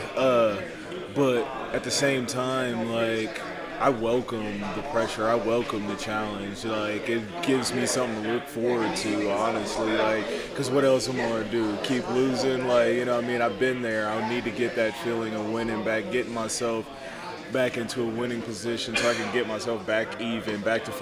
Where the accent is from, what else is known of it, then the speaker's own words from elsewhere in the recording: Huber Heights, Ohio, United States; I'm originally from Dayton, Huber Heights, Ohio